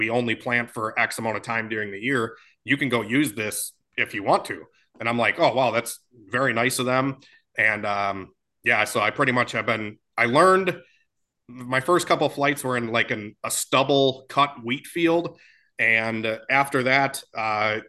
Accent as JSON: {"language": "English", "town": "Oshkosh", "region": "Wisconsin", "country": "United States", "said": "I'm from Oshkosh, Wisconsin."}